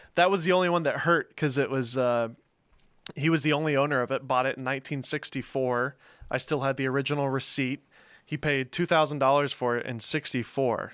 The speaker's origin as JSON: {"language": "English", "town": "Mount Juliet", "region": "Tennessee", "country": "United States", "tie": "born or raised there", "also_born_or_lived": "Los Angeles, California / Nashville, Tennessee", "said": "I grew up in Mount Juliet."}